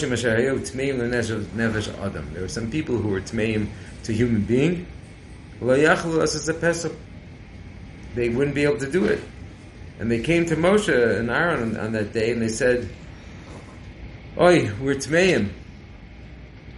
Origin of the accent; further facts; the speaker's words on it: California, United States; I'm from California